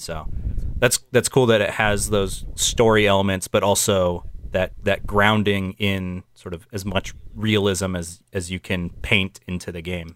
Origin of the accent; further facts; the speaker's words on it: United States; as an American